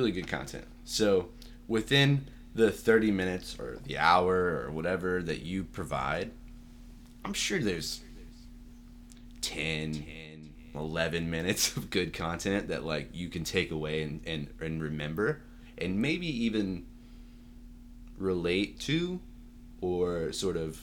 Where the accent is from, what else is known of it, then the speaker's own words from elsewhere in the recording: Austin, Texas, United States; also born or lived in Irving, Texas; I moved to Austin when I was maybe four, and I've been in Austin ever since. Grew up in South Austin